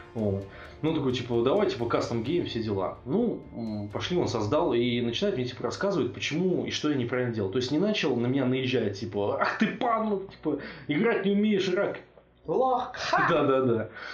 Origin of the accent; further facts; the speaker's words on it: Russia; also born or lived in Bratislava, Slovakia; я из России